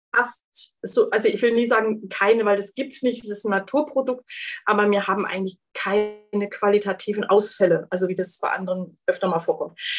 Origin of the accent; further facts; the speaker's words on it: East Frisia, Lower Saxony, Germany; Ich bin waschechte Ostfriesin